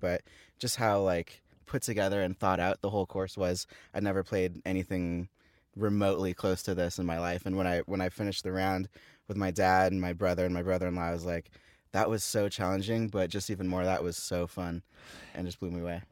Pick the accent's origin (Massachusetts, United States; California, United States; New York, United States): California, United States; Thousand Oaks; I grew up in Thousand Oaks, just down the freeway, five minutes from here.